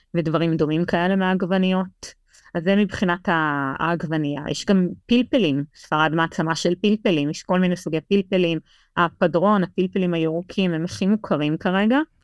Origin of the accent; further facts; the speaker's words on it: Israel; now in Madrid, Spain; לנו כישראלים